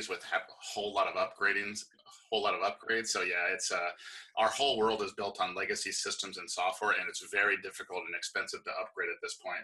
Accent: Hawaii, United States; I'm from Hawaii, and it's a very fighting culture. And I grew up kickboxing

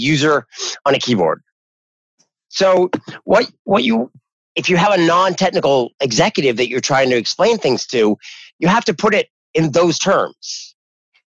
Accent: New Hampshire, United States; moved away; I'm originally from New Hampshire

